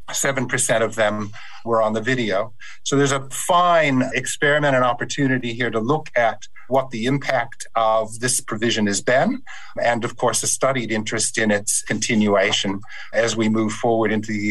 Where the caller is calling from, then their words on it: Perth, Western Australia, Australia; I'm speaking from Perth, um, where I'm on Whadjuk Noongar uh, country.